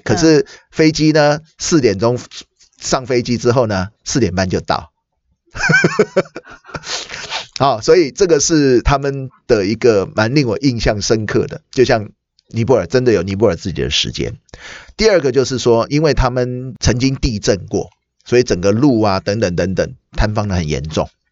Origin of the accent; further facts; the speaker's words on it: Taiwan; 我们台湾人